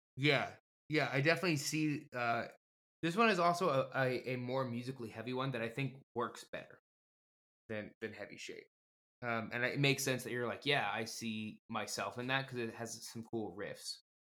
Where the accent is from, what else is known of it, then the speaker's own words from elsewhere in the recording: Livermore, California, United States; my hometown of Livermore, California